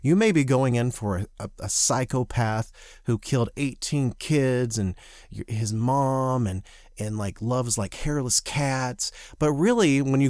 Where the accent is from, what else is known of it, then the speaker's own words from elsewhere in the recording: the South, United States; accent: Southern; I spent years trying and learning how to not speak with my Southern accent, which I grew up that was very, very thick for a very long part of my life.